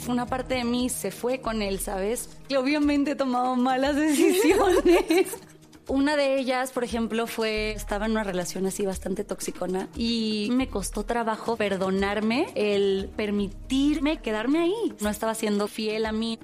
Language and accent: Spanish; Tampico, Tamaulipas, Mexico; moved away; yo crecí en Tampico